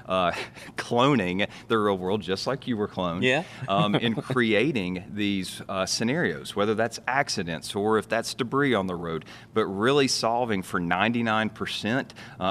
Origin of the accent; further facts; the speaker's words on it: Knoxville, Tennessee, United States; I'm from Maribel, from Knoxville